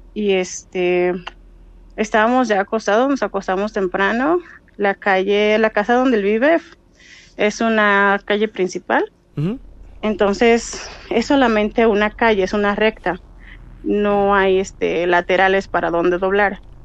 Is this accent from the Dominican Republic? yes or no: yes; Dominican Republic; moved away as an adult; now in Mexico; soy dominicana, pero resido aquí este, en México hace ya 12 años